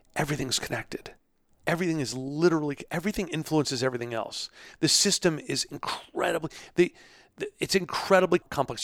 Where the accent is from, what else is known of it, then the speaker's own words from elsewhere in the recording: New York, United States; now in Pittsburgh, United States; I'm from New York, but I'm, I'm, we're settled here in Pittsburgh